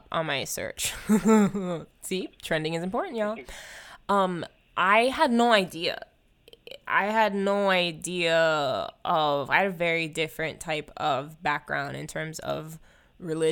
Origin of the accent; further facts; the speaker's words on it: Oahu, Hawaii, United States; moved away as an adult; now in California, United States; I'm from Hawaii